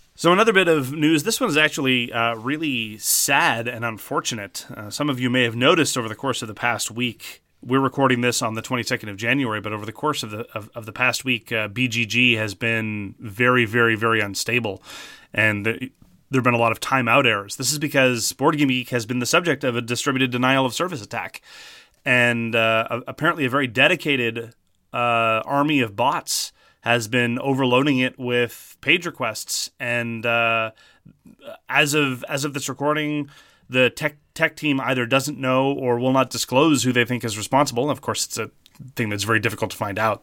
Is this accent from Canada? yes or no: yes; Canada; Speaking as a Canadian